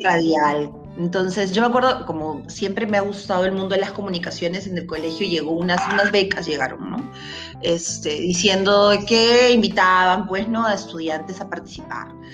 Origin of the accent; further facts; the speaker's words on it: Peru; soy peruana